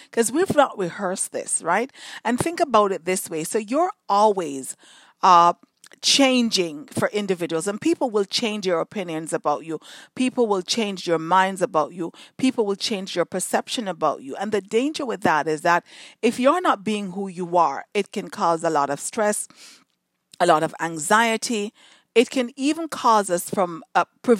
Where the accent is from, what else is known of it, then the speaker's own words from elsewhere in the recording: Jamaica; moved away; in Jamaica, when I was growing up in Jamaica